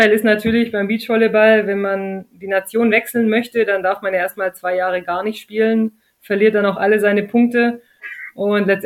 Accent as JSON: {"language": "German", "country": "Germany", "said": "Spielerin aus Deutschland"}